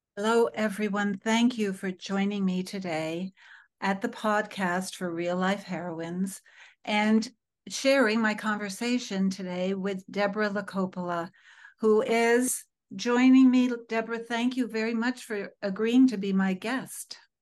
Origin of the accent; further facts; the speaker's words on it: Connecticut, United States; growing up in Connecticut